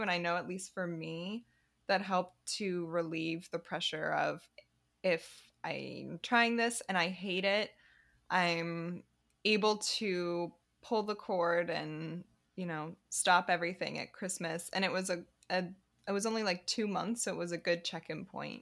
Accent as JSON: {"language": "English", "area": "a suburb south of Boston", "region": "Massachusetts", "country": "United States", "tie": "born or raised there", "also_born_or_lived": "Chicago", "moved": "as an adult", "lives_now": "Paris, France", "said": "I grew up in a suburb south of Boston"}